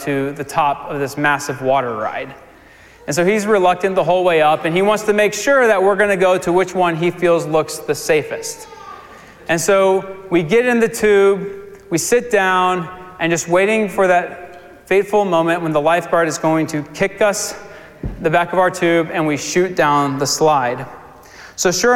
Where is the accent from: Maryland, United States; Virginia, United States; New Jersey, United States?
Virginia, United States; Virginia Beach; moved away; I'm from Virginia Beach, so we went down to Virginia to spend some time with my parents. And we went to this water park, and it was a water park I went to growing up